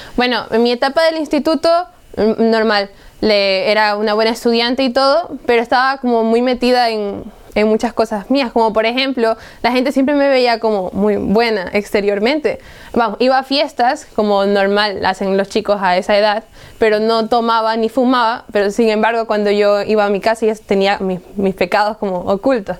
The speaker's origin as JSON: {"language": "Spanish", "town": "Guayaquil", "region": "Guayas", "country": "Ecuador", "said": "soy de Ecuador, de la ciudad de Guayaquil y tengo 20 años"}